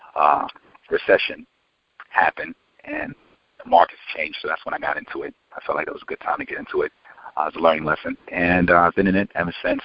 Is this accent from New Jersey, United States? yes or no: no; New York City, New York, United States; I'm originally from New York and um, from Queens